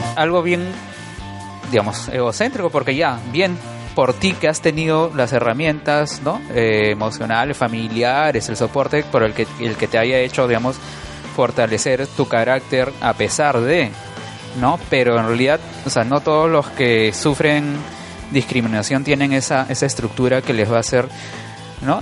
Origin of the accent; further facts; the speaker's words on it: Lima, Peru; Yo crecí en La Molina, en ah, Musa, en La Molina.